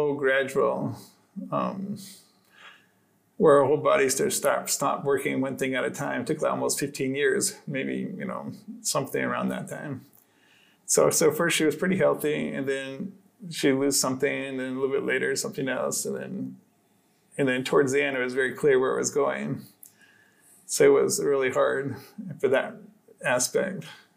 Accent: Arizona, United States; I grew up in Arizona

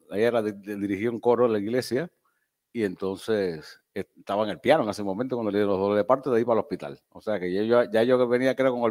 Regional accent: Cuba; also born or lived in Niquero / Cárdenas / Antilla / Santiago de Cuba; yo siempre digo que nací por accidente en Niquero, porque mi papá, como era pastor, lo, cambiaban mucho de, iglesia por toda la isla. Y entonces eh, eh, nací allí, de ahí nos fuimos a Cárdenas, de Cárdenas nos fuimos a Antilla de Antilla Santiago de Cuba

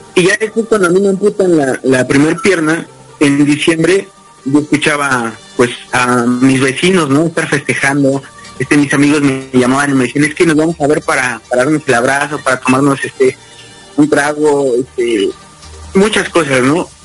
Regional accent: Mexico City, Mexico; soy originario de la Ciudad de México actualmente radico en la misma

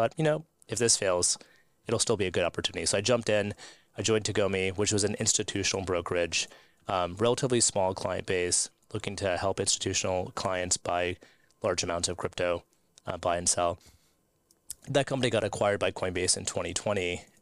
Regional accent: United States; and I'm an American lawyer, so I was in Washington, D.C., and I was working at the U.S. Securities and Exchange Commission.

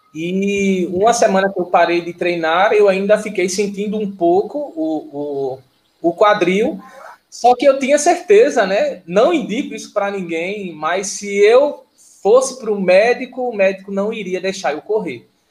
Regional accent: Vitória de Santo Antão, Pernambuco, Brazil; sou de Vitória de Santo Antão

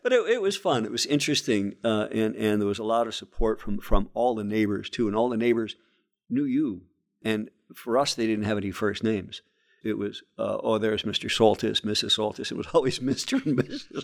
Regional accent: Scranton, Pennsylvania, United States; I came from a family of thirteen kids growing up in West Scranton

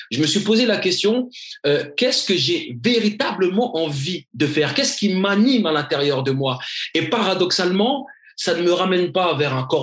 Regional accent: Mali; Donc je me dis initialement, je vais commencer par mon pays d'origine. Mais Give a Dream a bien évidemment pour but, et on a commencé à faire des actions, bien évidemment, en dehors euh, de l'Afrique et du Mali.

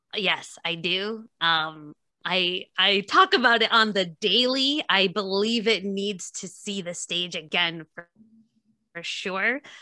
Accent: White Plains, New York, United States; now in Nyack, United States; I'm from White Plains originally

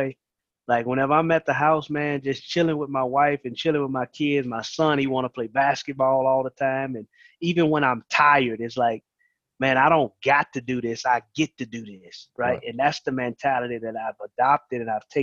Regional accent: Columbia, Mississippi, United States; also born or lived in Marrero, Louisiana; now in Sumrall, United States; I'm originally from Marrero, Louisiana, but my family moved to Mississippi, Columbia, whenever I was 6 years old. So I've been staying there

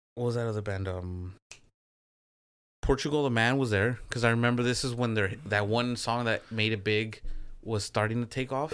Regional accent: Michoacán, Mexico; in the native language of the Purépechas, which is where I'm from in Mexico

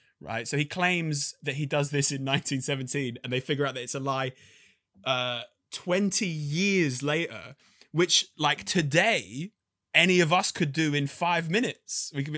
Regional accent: London, United Kingdom; I'm a proper Londoner, man. Do you know what I mean? Like, I grew up in South London.

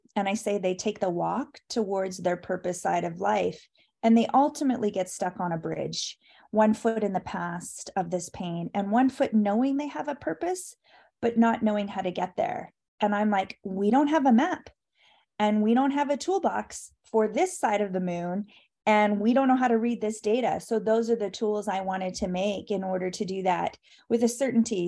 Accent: Canada; I'm Canadian

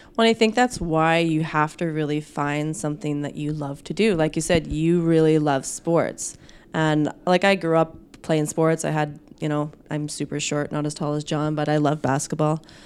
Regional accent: Saskatchewan, Canada; moved away as an adult; also born or lived in Manitoba; now in Winnipeg, Canada; I'm actually from Saskatchewan, so new import to, uh, Manitoba

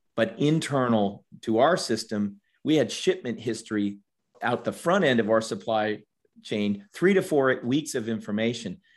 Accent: Washington, District of Columbia, United States; moved away as an adult; also born or lived in Georgia; I grew up in Washington, D.C., and in a family of, of four.

